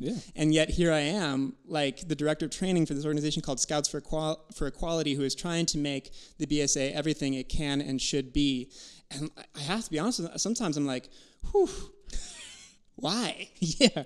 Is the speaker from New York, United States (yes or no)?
no; Wisconsin, United States; growing up in Wisconsin